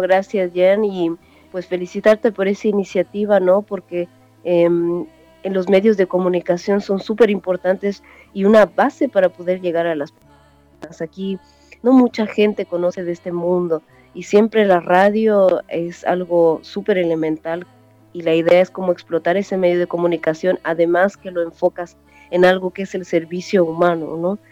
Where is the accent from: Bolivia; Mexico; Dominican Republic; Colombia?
Bolivia; moved away as an adult; also born or lived in Chile